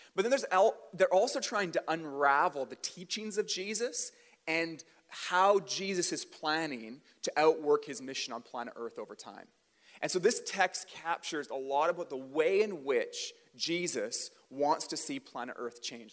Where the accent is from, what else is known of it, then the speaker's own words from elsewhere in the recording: Port Coquitlam, British Columbia, Canada; also born or lived in Port Moody; I grew up in the Tri Cities. I grew up in Port Coquitlam and Port Moody